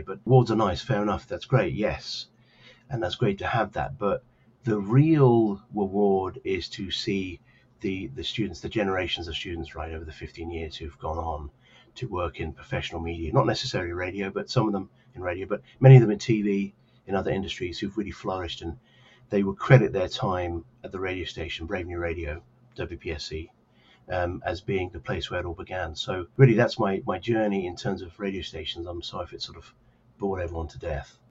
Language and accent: English; Cambridge, East of England, United Kingdom; now in New Jersey, United States; I grew up as a, a young lad in uh, Cambridge, England